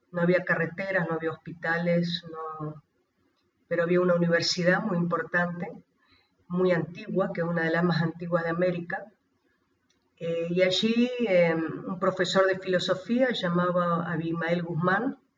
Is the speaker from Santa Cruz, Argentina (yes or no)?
yes; Río Gallegos, Santa Cruz, Argentina; also born or lived in Peru; soy de Río Gallegos, de la provincia de Santa Cruz, de Argentina. Junto a mi esposo, a mi familia, estuvimos 23 años como misioneros en Perú.